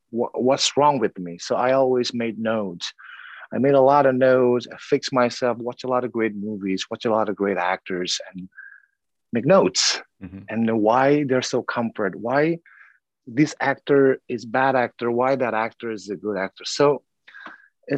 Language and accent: English; South Sumatra, Indonesia; I was born in South Sumatra, Indonesia